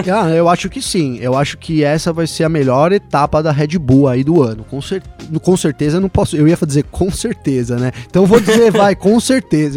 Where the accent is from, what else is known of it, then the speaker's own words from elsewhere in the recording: Brazil; eu já sou brasileiro